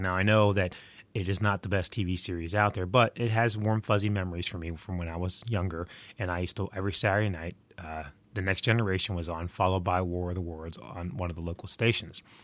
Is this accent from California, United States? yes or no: no; West Virginia, United States; I'm recording from the frozen tundra that is my home state of West Virginia